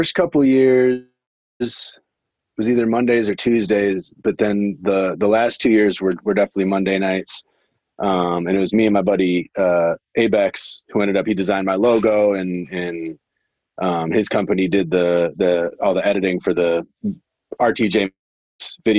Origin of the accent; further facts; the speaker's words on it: Wisconsin, United States; moved away as an adult; also born or lived in San Diego / Los Angeles / Atlanta; now in St. Louis, United States; I grew up in Wisconsin. And then I came to St. Louis when I was 18 for college